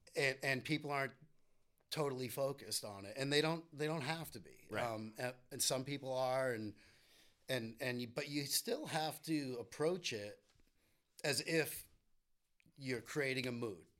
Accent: Winchester, Massachusetts, United States; now in Cape Cod, United States; I grew up in Winchester

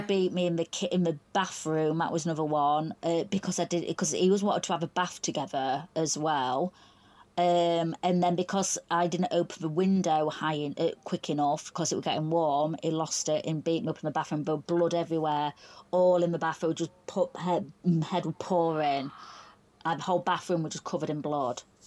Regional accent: Doncaster, Yorkshire and the Humber, United Kingdom; I'm from Doncaster, South Yorkshire, so uh, about a good hour's drive

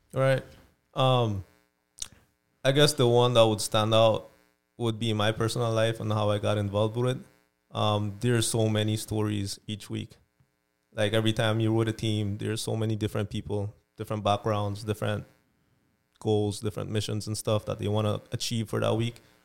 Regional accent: Belize; moved away; I'm from Belize originally.

